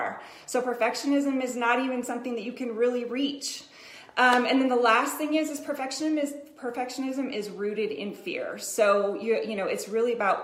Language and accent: English; Colorado, United States; I'm from Colorado, too